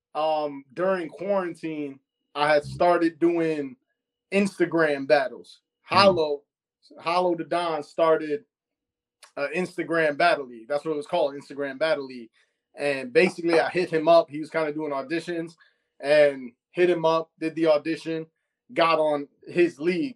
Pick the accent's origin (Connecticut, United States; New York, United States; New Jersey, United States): New York, United States; New York City; I'm from Astoria, Queens